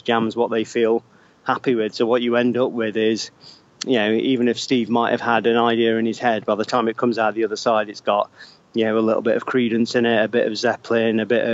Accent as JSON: {"language": "English", "town": "Derby", "region": "East Midlands", "country": "United Kingdom", "said": "we're from like the middle of England, based mainly around Derby"}